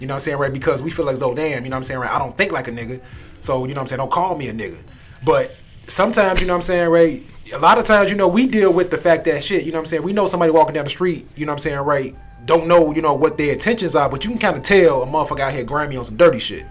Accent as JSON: {"language": "English", "town": "Chicago", "region": "Illinois", "country": "United States", "tie": "born or raised there", "said": "we grew up in Chicago."}